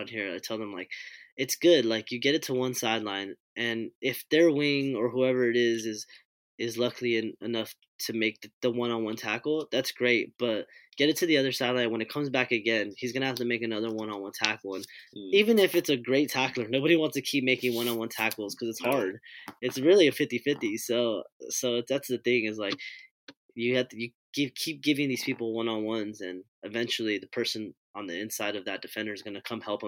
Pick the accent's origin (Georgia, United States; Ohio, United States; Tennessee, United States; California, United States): California, United States; Hawaiian Gardens; with the Hawaiian Garden stuff, I kind of grew up playing